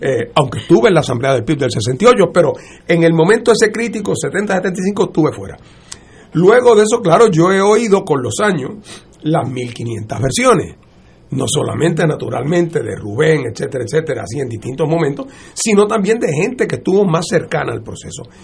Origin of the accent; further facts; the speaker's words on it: Puerto Rico; moved away as an adult; also born or lived in Boston; Yo me fui de Puerto Rico en el año 1970, que me voy a estudiar leyes para Boston